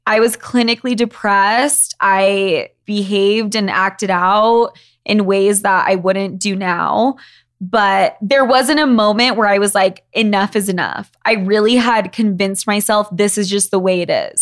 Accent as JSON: {"language": "English", "region": "Utah", "country": "United States", "tie": "born or raised there", "said": "I grew up in Utah, where we are right now."}